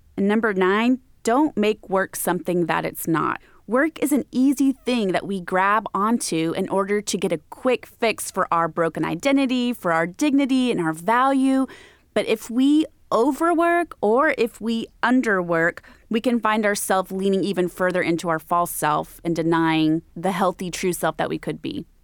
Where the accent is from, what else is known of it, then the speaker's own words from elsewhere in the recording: Texas, United States; I grew up in Texas